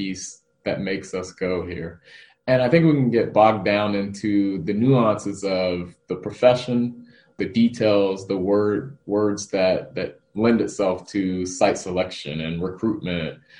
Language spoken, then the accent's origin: English; Washington, District of Columbia, United States; moved away as an adult; now in Fremont, United States; I am a Washington native, born and raised in Washington, D.C.